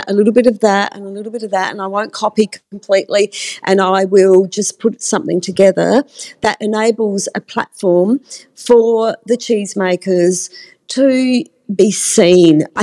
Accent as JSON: {"language": "English", "country": "Australia", "said": "just thinking up a cheese that I'm Australian, that I invented."}